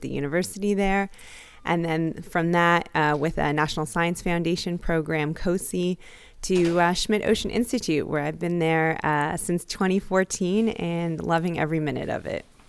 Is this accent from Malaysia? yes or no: no; Toronto, Ontario, Canada; moved away as an adult; now in Hawaii, United States; I'm actually from Toronto, Canada, but have been in Hawaii almost twenty years now